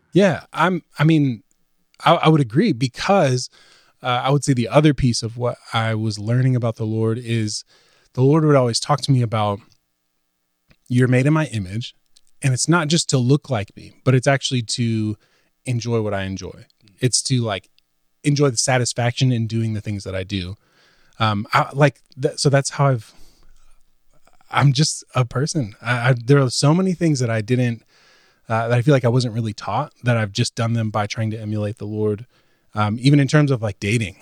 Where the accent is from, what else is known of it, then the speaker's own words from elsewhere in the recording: Virginia, United States; moved away as an adult; also born or lived in Sunderland, England; now in Nashville, United States; moving to Nashville from where I grew up in Virginia, lived in the same town my whole life, um, went to college there